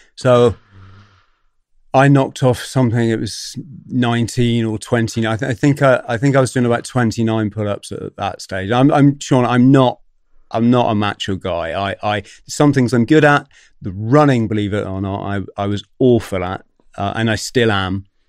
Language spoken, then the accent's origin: English; Plymouth, South West England, United Kingdom; come from Plymouth